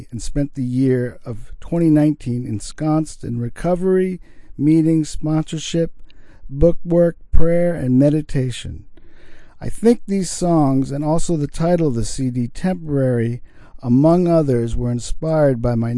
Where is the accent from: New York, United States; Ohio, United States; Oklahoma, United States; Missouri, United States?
New York, United States; New York City; moved away as an adult; now in Sydney, Australia; I'm from New York City, but now live in Sydney.